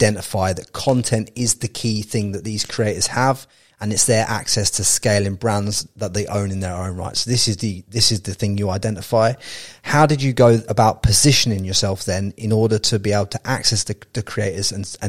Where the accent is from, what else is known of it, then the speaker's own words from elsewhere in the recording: Peterborough, East of England, United Kingdom; I'm from Peterborough, mate.